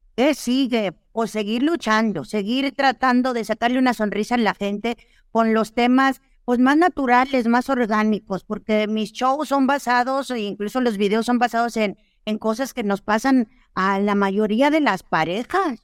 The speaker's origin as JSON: {"language": "Spanish", "region": "northern Mexico", "country": "Mexico", "said": "como soy norteña, pues a mí me decían, pues, ah, es arremedar, yo arremedo, así decimos acá en el norte"}